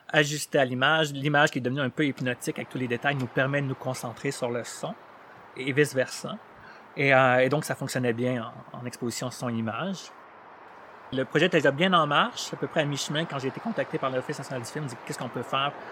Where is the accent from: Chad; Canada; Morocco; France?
Chad; I don't speak Arab. Je viens du Tchad. Je parlais français. Un peu